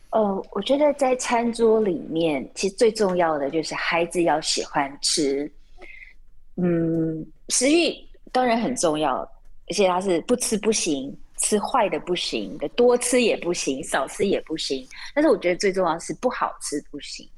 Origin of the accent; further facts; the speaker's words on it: Taiwan; moved away as an adult; now in Japan; 我是从台湾来的，我们早餐都在外面买的